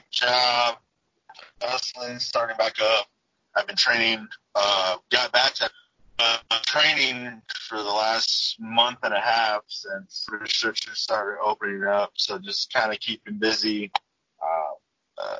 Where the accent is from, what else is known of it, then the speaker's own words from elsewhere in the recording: Texas, United States; moved away; I'm from Texas originally